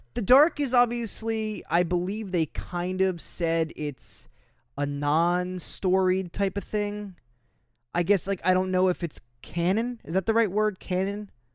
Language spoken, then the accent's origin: English; New Jersey, United States; I was from New Jersey. I am from New Jersey